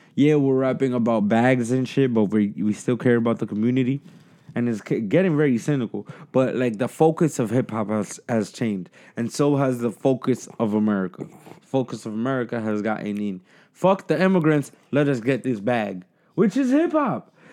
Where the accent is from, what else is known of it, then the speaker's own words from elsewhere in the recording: United States; as the American people